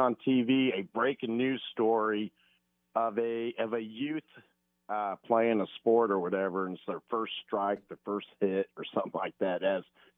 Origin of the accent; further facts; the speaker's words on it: Fremont, California, United States; also born or lived in Tempe, Arizona; now in Indianapolis, United States; I grew up in Fremont, California.